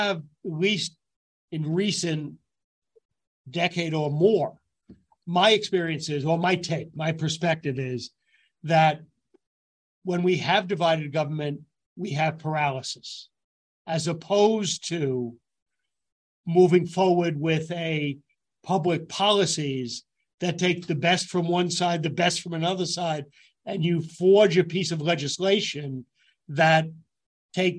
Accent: Yonkers, New York, United States; I grew up in Yonkers, New York

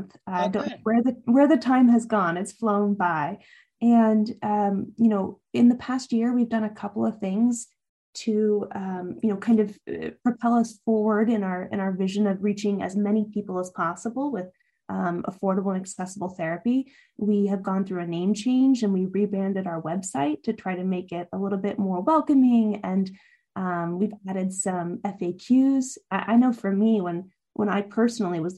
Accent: Spokane, Washington, United States; moved away as an adult; now in New York, United States; I grew up in Washington State.

